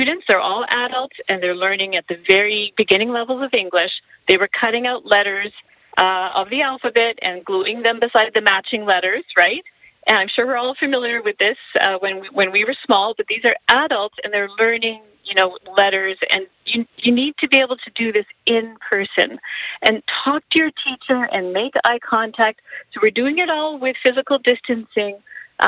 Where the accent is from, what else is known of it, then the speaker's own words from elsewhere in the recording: Canada; I was born here. My parents are immigrants